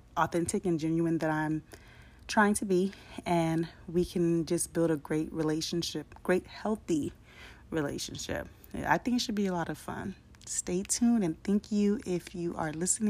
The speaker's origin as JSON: {"language": "English", "town": "San Diego", "region": "California", "country": "United States", "tie": "born or raised there", "said": "I grew up in San Diego, California."}